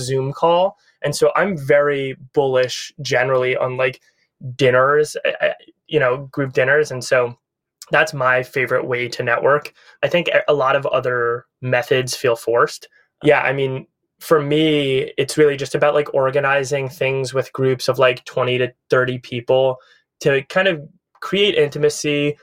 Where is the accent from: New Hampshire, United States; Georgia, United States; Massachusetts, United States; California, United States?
Massachusetts, United States; Needham; also born or lived in East Coast; now in Venice, Los Angeles, United States; I'm from Massachusetts originally. I grew up in a suburb of Boston called Needham